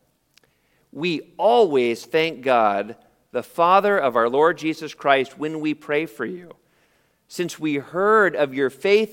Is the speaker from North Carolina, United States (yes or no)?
no; San Jose, California, United States; born or raised there